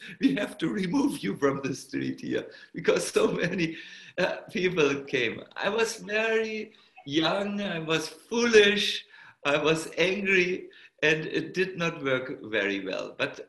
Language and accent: English; Germany; accent: German; English is a second language; My German accent was extremely strong at that time. Now it's only 20%. It used to be 100% when I was.